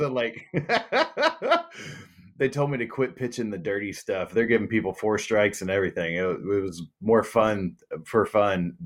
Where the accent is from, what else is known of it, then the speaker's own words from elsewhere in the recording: Texas, United States; my hometown baseball team